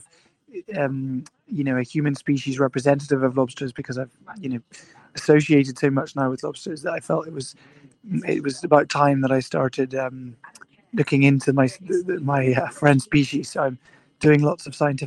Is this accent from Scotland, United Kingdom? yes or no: yes; Scotland, United Kingdom; I was born in Scotland, and I grew up there